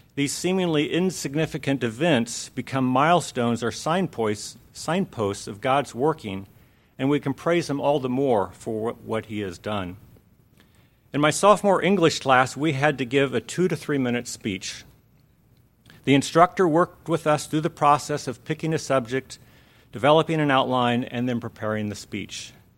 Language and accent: English; Lake Havasu City, Arizona, United States; moved away as an adult; also born or lived in Phoenix, Arizona; When I was eight, we moved to Lake Havasu City, where I spent the rest of my childhood